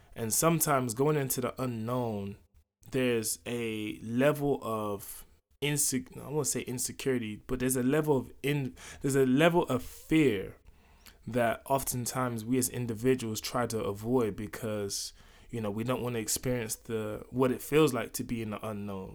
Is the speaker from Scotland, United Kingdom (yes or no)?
no; London, United Kingdom; moved away; also born or lived in United States; I grew up here in London